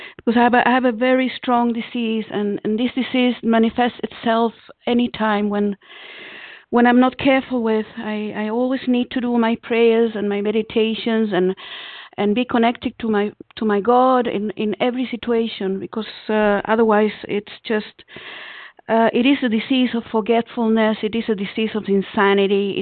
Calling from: Israel; calling from Israel

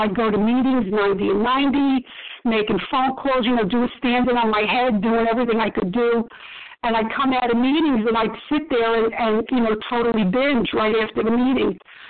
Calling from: Maryland, United States; I'm calling from Maryland.

